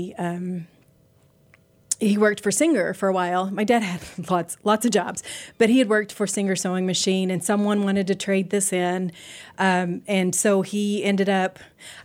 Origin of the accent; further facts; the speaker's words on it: Lubbock, Texas, United States; I grew up in Lubbock, Texas